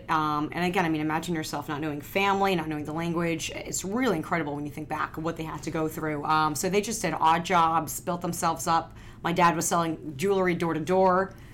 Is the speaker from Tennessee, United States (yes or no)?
no; Foxborough, Massachusetts, United States; I grew up in Foxborough.